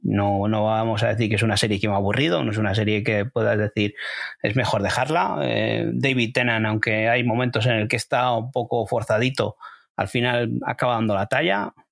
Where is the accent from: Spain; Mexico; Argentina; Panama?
Spain; desde aquí siendo españoles.